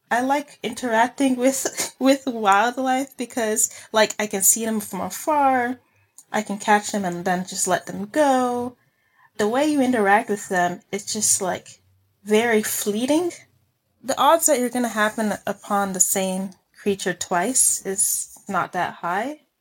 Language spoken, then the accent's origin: English; Mexico; also born or lived in Texas; now in United States; oh, yeah, I grew up in Mexico, but I was born in Texas